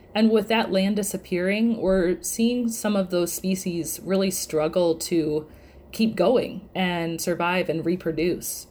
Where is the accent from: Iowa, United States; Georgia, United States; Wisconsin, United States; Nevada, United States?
Wisconsin, United States; moved away as an adult; now in Louisiana, United States; I consider myself hailing from Wisconsin.